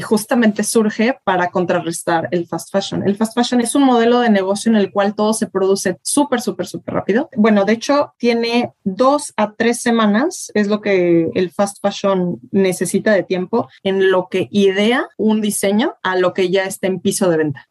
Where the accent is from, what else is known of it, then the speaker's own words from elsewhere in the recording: Tuxtla Gutiérrez, Chiapas, Mexico; soy de Tuxtla